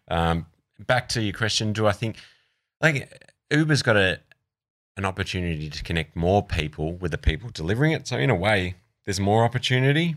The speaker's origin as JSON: {"language": "English", "country": "Australia", "also_born_or_lived": "London / New York", "said": "I'm an Australian"}